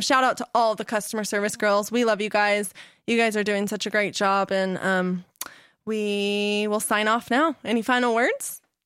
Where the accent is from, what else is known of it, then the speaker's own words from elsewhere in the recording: Las Vegas, Nevada, United States; I grew up in Las Vegas, and so it's so freaking hot all the time.